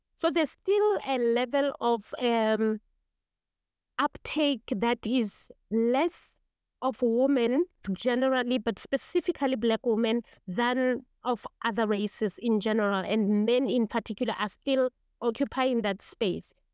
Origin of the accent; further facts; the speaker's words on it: Kagiso, Gauteng, South Africa; I come from Kagiso, eh, which is an old mining township, and we don't have mountains and hills. We actually have mine dams, which we grew up no time to be our mountains